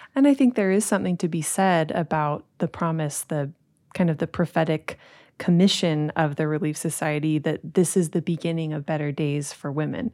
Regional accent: Utah, United States; growing up in Utah, growing up in the church

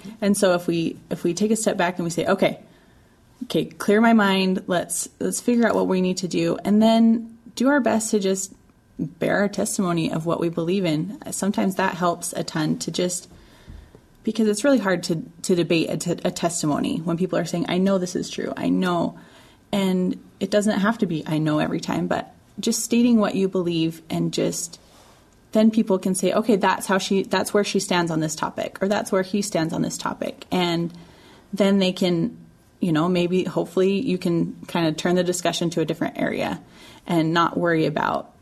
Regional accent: Utah, United States; I'm from Utah

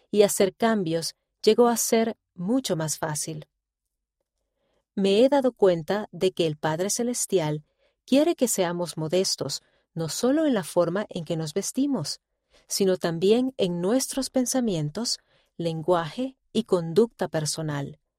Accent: Colombia; muy diferente de la pequeña ciudad en la que crecí en Colombia

